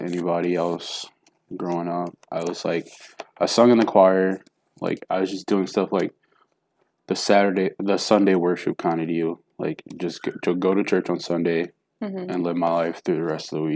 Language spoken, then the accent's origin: English; Milwaukee, Wisconsin, United States; also born or lived in Jackson, Tennessee; I was born in Jackson, Tennessee, and I moved to Milwaukee, Wisconsin when I was 3. So I'm from Wisconsin now